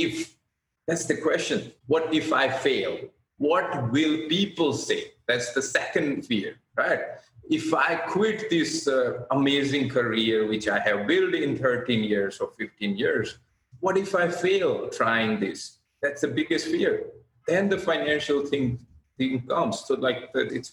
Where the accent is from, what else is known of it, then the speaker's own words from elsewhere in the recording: India; moved away as an adult; now in Australia; being an Indian